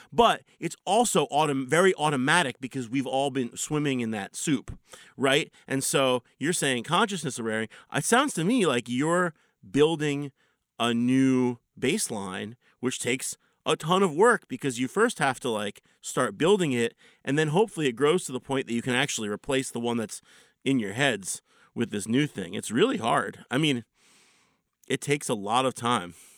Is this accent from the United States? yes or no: yes; Philadelphia, Pennsylvania, United States; I grew up in Philly